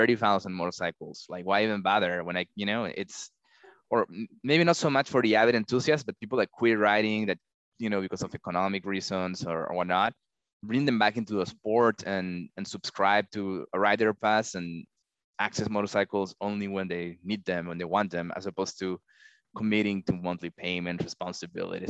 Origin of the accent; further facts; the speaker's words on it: Peru; moved away as an adult; also born or lived in Texas, United States; now in United States; I was born in Texas, but I grew up in Peru, hence the accent, you know, and I moved back to the United States for college